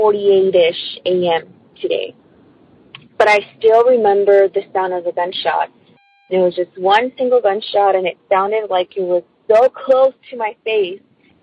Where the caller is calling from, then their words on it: California, United States; I'm calling from California.